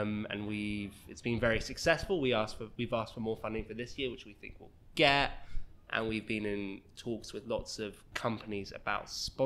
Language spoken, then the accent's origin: English; England, United Kingdom; moved away as an adult; now in Toronto, Canada; I'm very English